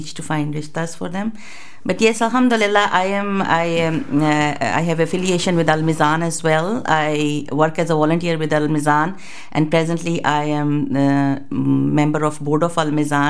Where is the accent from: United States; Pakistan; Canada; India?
Pakistan; moved away as an adult; now in United Kingdom; I'm from Pakistan, got married and came over here 27 years back